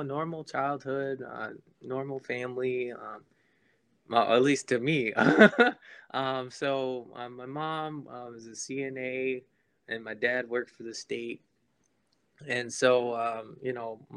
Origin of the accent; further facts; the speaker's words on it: Florida, United States; also born or lived in St. Croix, U.S. Virgin Islands; I'm originally from St. Croix. If you've never heard of it before, it's a small little island in the Caribbean, probably like 40 minutes south of Puerto Rico. I ended up moving to Florida. My parents moved me to Florida once I was 2 years old, and that's where I've lived pretty much my whole